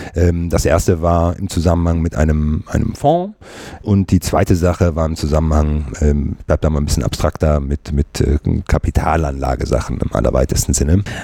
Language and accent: German; Cologne, North Rhine-Westphalia, Germany; ich habe nicht nur irgendwie äh, meine Jugend äh, und das äh, Studium in 50931 äh, verbracht, sondern ich lebe heutzutage mit meiner Frau und meinen beiden Kindern auch in 50931